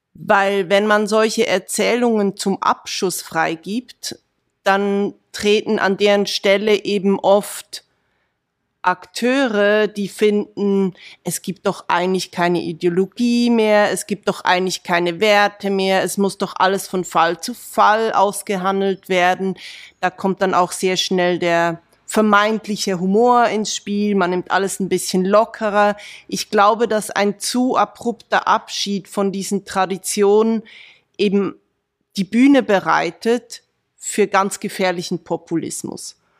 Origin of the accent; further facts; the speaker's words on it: Aargau, Switzerland; komme ich aus dem Aargau, aus dem ländlichen Aargau. Ich kenne die Menschen dort